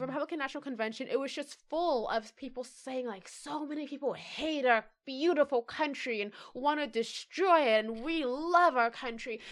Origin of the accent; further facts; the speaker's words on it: United States; It was inherent to me that I was American.